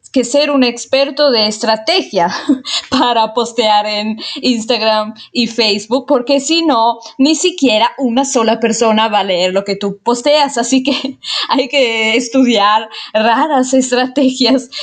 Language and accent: Spanish; Italy; Spanish is a second language; Soy italiana, obviamente, como muchos de ustedes saben, y igual se dieron cuenta porque mi español no es perfecto para nada.